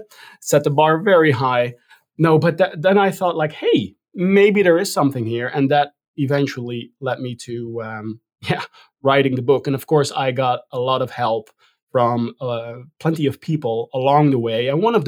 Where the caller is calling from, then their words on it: Rotterdam, South Holland, Netherlands; also born or lived in New York; I'm calling in from Rotterdam, the Netherlands.